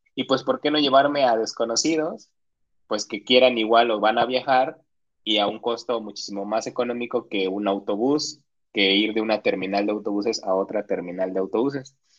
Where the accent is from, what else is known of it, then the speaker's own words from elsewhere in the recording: Oaxaca, Mexico; yo, que soy de Oaxaca y que viví mucho tiempo en eso de bloqueos y bloqueos